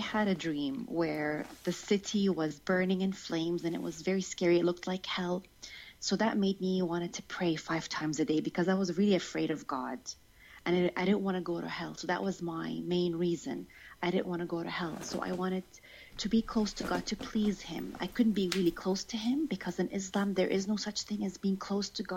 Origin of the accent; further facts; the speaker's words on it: United Arab Emirates; I was born in the United Arab Emirates to a Jordanian family